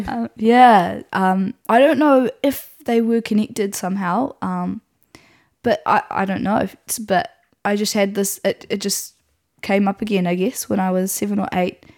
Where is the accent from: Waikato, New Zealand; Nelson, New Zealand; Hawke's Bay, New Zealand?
Nelson, New Zealand; I grew up in Nelson, um, which is where I still am